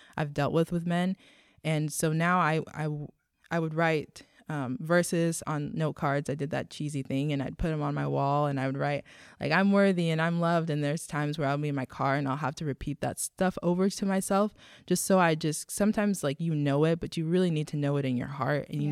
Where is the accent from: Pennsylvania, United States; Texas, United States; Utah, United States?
Texas, United States; I grew up in Texas